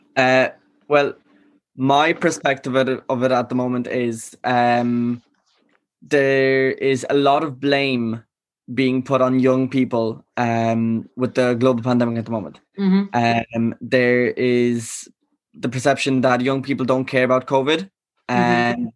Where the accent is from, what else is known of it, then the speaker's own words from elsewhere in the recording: Galway, Connacht, Ireland; also born or lived in Poland; i wasn't born in ireland i was born in poland mm-hmm. i came here when i was five so i left my community back in poland like you know mm. in mm-hmm. my hometown right. and i moved here to galway